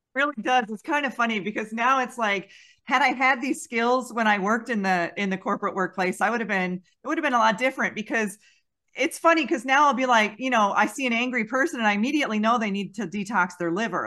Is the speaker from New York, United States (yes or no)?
yes; Western New York, United States; I grew up in Western New York, not far from that area